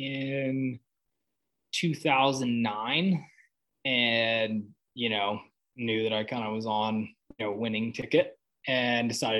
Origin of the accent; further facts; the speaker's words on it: Hamilton, Montana, United States; I'm from Hamilton, Montana.